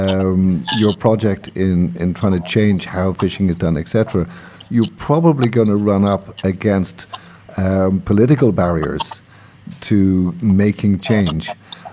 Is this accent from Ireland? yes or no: yes; Ireland; We come from Ireland